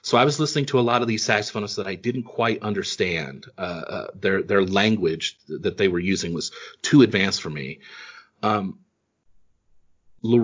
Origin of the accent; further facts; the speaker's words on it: East Coast, United States; also born or lived in Kentucky; I grew up on the East Coast, but I was born in Kentucky.